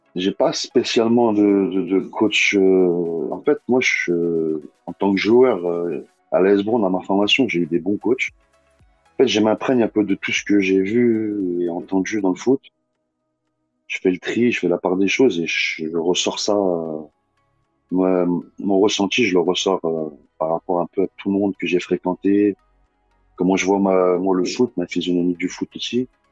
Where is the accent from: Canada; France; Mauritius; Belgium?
France; Bron, Auvergne-Rhône-Alpes; je suis Bron à la base, j'ai grandi à Bron. C'est mon quartier